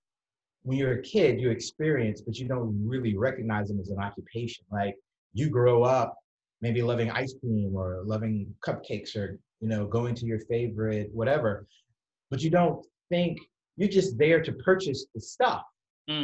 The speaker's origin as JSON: {"language": "English", "town": "Atlanta", "region": "Georgia", "country": "United States", "tie": "born or raised there", "moved": "as an adult", "lives_now": "New York City, United States", "said": "I'm originally from Atlanta, Georgia, mm-hmm. and I grew up there"}